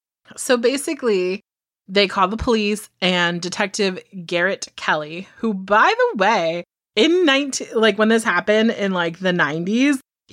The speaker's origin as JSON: {"language": "English", "country": "United Kingdom", "said": "Because apparently I'm British, but that's fine."}